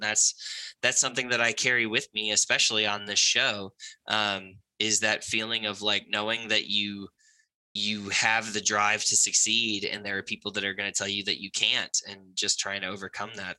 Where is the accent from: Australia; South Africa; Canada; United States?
United States; New England; I grew up in New England in just like a small town